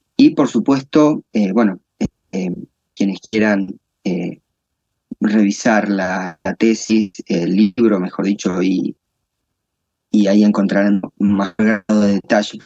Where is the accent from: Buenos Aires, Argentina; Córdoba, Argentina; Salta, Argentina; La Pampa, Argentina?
La Pampa, Argentina; also born or lived in Santa Rosa, La Pampa; yo soy eh, eh, argentino, nacido en Argentina, en una provincia del interior del país, eh, que es la provincia de La Pampa